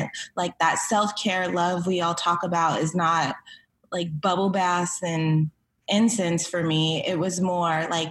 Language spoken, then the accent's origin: English; Cerritos, California, United States; also born or lived in Inglewood, California; I was born in Inglewood, but raised in Cerritos.